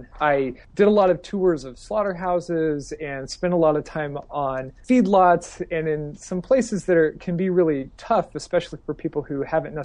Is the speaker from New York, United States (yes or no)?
no; Idaho, United States; now in Texas, United States; I'm from Idaho originally